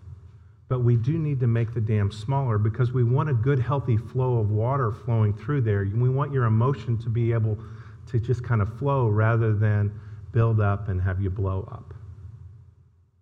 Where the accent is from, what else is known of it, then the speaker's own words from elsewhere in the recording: Indiana, United States; now in Texas, United States; I live in Texas, but I'm from Indiana